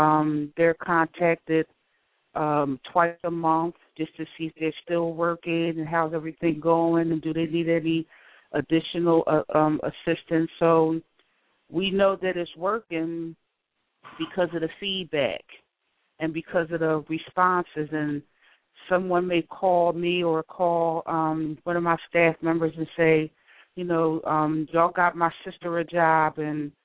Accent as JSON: {"language": "English", "town": "Philadelphia", "region": "Pennsylvania", "country": "United States", "tie": "born or raised there", "said": "I grew up in Philadelphia"}